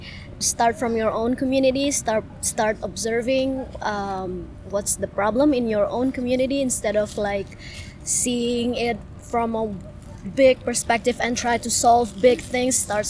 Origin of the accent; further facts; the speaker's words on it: Jakarta, Indonesia; moved away as an adult; now in United States; I'm originally from Indonesia, from Jakarta